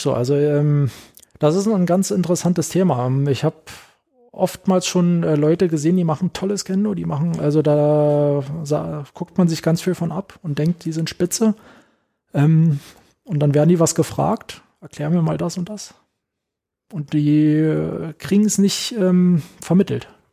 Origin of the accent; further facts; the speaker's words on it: Werder, Brandenburg, Germany; moved away as an adult; also born or lived in Potsdam; now in Berlin, Germany; ich komme ja nicht aus Berlin, ähm, sondern in äh, Potsdam geboren und dann haben wir in Werder gelebt